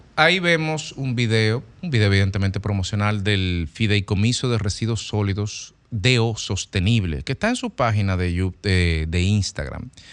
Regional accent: Dominican Republic; nosotros como dominicanos

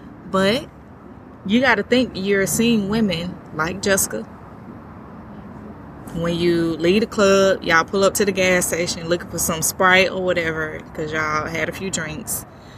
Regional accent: Utah, United States; I had to fight, and I walked into that because I came from Utah, and I was the only one.

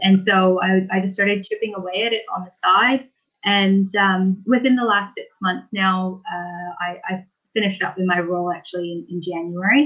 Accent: Victoria, British Columbia, Canada; moved away as an adult; now in New Zealand; I'm from Victoria, which is on the west coast of British Columbia

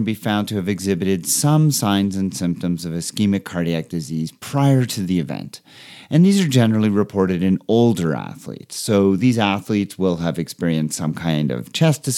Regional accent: Canada; As a Canadian

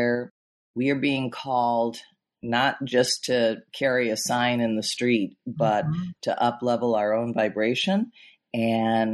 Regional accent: Chicago, Illinois, United States; I grew up in Chicago in the Midwest

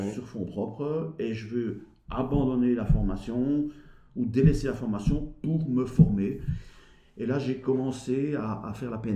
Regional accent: Belgium; accent: Belgian; il paraît que j'ai un accent belge. Et deux, ah pour la manière décalée par rapport au Français de donner cette formation.

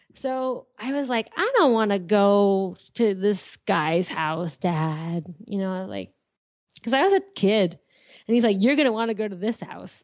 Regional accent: Andover, Massachusetts, United States; also born or lived in Lawrence, Massachusetts; I was born in, uh, Andover, Mass, well, I lived in Andover. I was born in Lawrence General Hospital in Massachusetts.

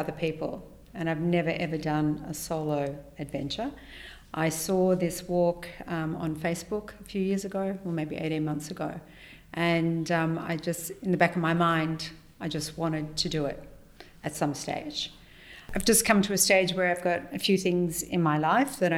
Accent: Sydney, New South Wales, Australia; I'm from Australia and I'm from Sydney.

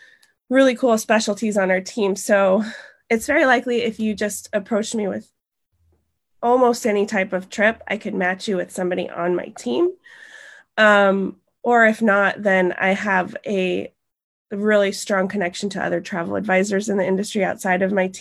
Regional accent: Montana, United States; moved away; also born or lived in Italy; I'm from Montana

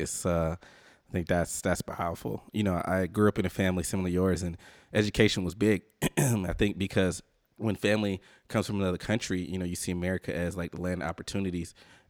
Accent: the South, United States; I'm from the South

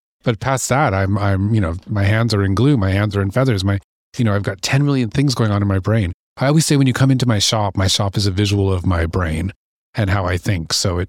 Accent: British Columbia, Canada; also born or lived in Ontario; So, I was born here in Ontario, and I have lovely parents who were gypsies. So, not literally, but literally. Mm-hmm. So we grew up up and down the coast of British Columbia.

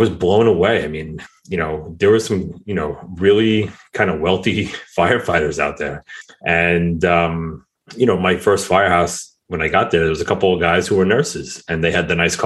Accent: Mineola, New York, United States; I grew up right outside of New York City in a town called Mineola, which is on Long Island

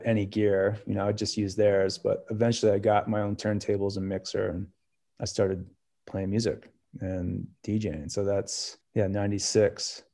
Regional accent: New Jersey, United States; now in Jackson Hole, United States; We're from New Jersey and we went to school together

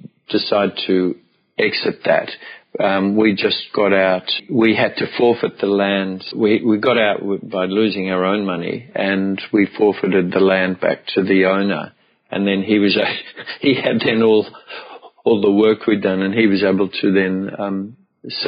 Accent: Melbourne, Victoria, Australia; also born or lived in Brisbane / Byron Bay; I came back to Melbourne, which was my hometown

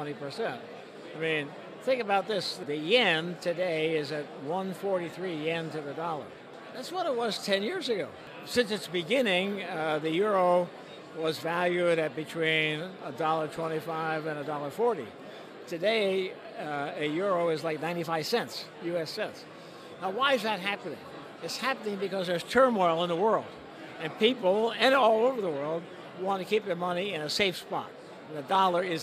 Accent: United States; we Americans

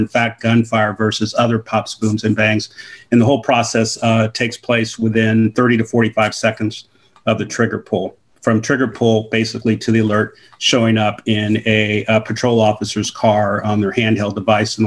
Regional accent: Oakland, California, United States; Born and raised in Oakland, California.

